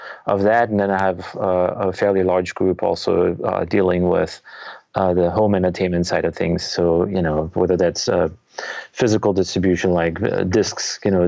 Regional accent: Germany; moved away as an adult; now in United States; I'm actually originally from Germany. So I moved to the US in 1997

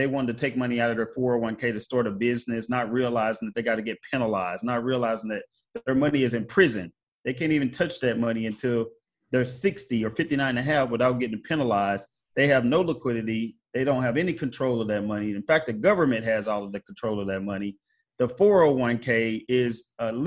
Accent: Missouri, United States; my home state of Missouri

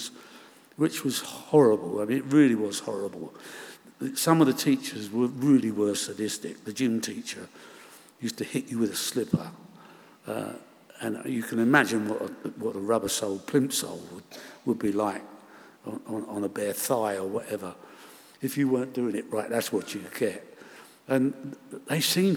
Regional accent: London, United Kingdom; also born or lived in Bedford Park, Chiswick; We shared a house in Shepherd's Bush, two families, as most of the houses in Shepherd's Bush were in those days.

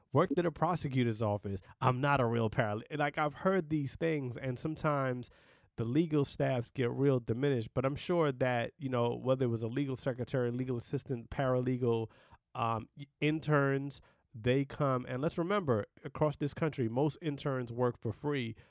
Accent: New York City, New York, United States; I'm from Brooklyn, New York

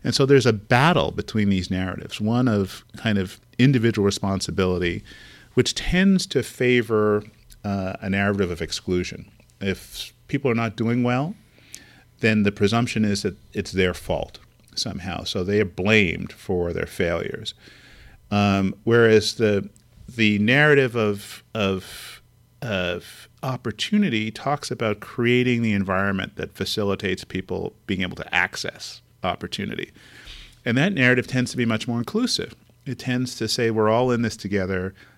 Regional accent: California, United States; When I go to the East Coast, I tell people that I'm from the future. I'm from California.

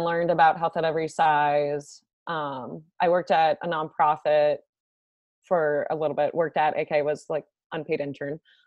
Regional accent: Northern Virginia, United States; I grew up in Northern Virginia, went to school at Virginia Tech, and then matched for my dietetic internship at UVA. And now I'm back in Virginia. So I've basically been in Virginia my whole life

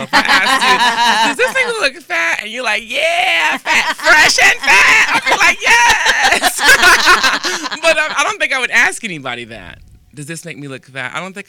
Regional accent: East Coast, United States; now in Los Angeles, United States; I'm from the East Coast, right?

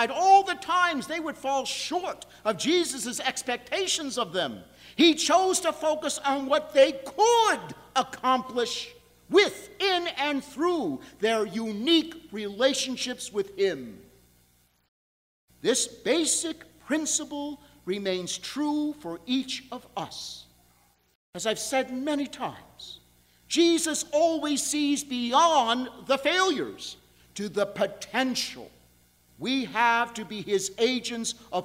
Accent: New York, United States; now in Buffalo, United States; I'm from New York.

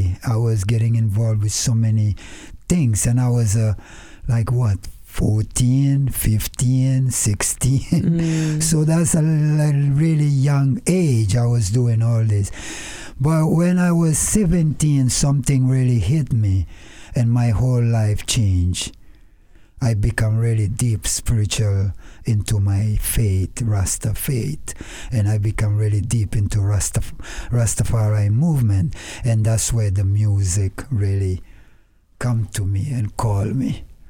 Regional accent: Senegal; moved away; I grew up in West West Africa, Senegal, born and raised. There, my parents came from the 10 island of Cabo Verde, was like 2 hours from Senegal.

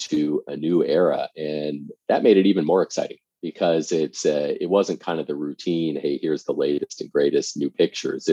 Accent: suburbs of Washington, D.C., Northern Virginia, United States; I grew up in the suburbs of Washington, D.C., so Northern Virginia

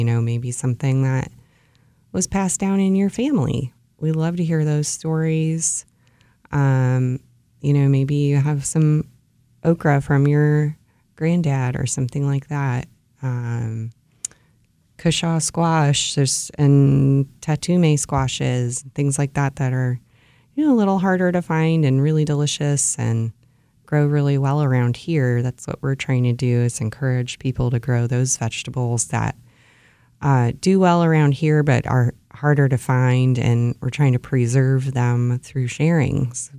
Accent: Ohio, United States; Where I grew up in Ohio, hostas are staple plants.

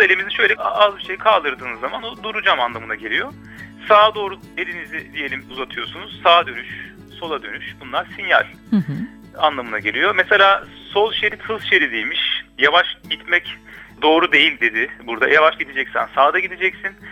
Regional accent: Ankara, Turkey; moved away as an adult; now in Copenhagen, Denmark; çocukluğumdan beri bu şehirde yaşadığım ve büyüdüğüm

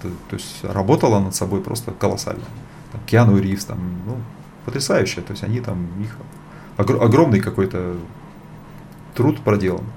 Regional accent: Bratsk, Irkutsk Oblast, Russia; moved away; also born or lived in India; Я сам из Братска

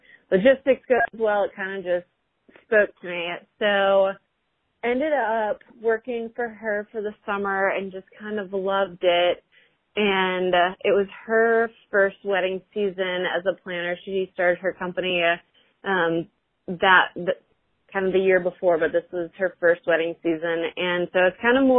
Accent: Chicago, Illinois, United States; moved away as an adult; also born or lived in Indianapolis, Indiana; now in Cincinnati, United States; I'm originally from Chicago and then went to school in Indy. Now I'm in Cincy

